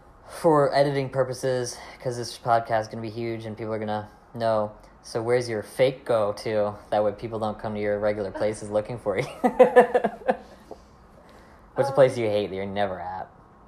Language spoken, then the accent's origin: English; Michigan, United States; now in Florida, United States; I'm from Michigan